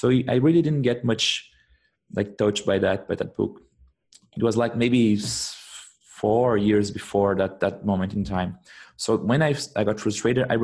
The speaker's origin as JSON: {"language": "English", "country": "Brazil", "second_language": "English", "moved": "as an adult", "lives_now": "Germany", "said": "I come from Brazil. But I'm living in Germany for the past, now I think it's around 8 months."}